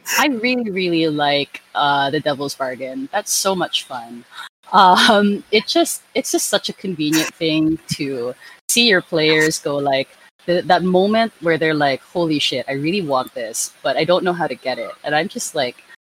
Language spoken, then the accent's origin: English; Philippines; I come from the Philippines